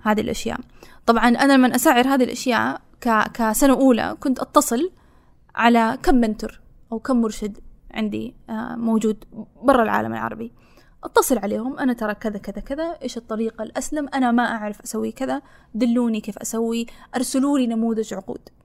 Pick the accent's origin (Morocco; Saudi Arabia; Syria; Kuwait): Saudi Arabia; أنا مو كبنت كسعوديه